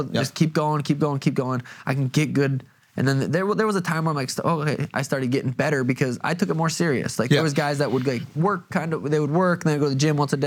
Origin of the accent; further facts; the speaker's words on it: Helena, Montana, United States; moved away; also born or lived in Arizona; I'm from Montana. Helen, Montana